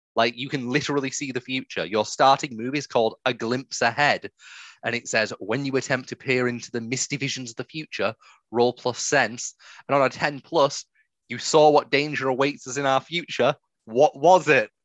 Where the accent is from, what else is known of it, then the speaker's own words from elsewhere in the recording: England, United Kingdom; I'm English